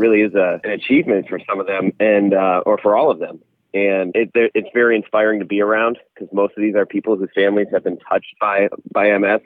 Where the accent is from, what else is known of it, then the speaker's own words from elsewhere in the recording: Door County, Wisconsin, United States; when you're growing up in Door County